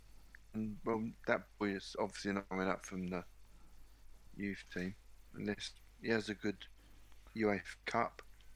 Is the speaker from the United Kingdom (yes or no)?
yes; London, United Kingdom; I'm a fucking Londoner. I'm a Londoner.